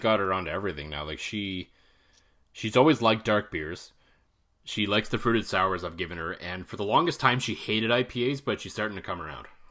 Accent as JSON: {"language": "English", "region": "Ontario", "country": "Canada", "tie": "born or raised there", "moved": "yes", "said": "both you and I grew up in Ontario"}